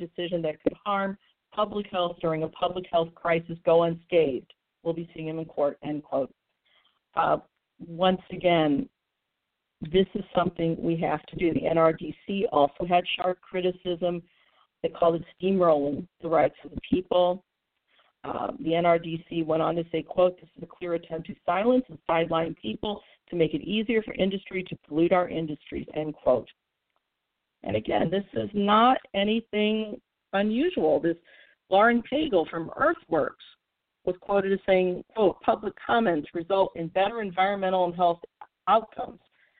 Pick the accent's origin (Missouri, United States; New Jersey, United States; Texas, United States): Missouri, United States; St. Louis; I think of my hometown of St. Louis